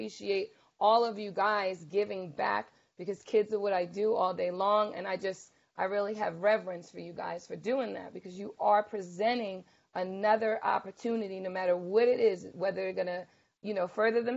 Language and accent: English; Bayonne, New Jersey, United States; I'm from Bayonne, and I went to the PAL after school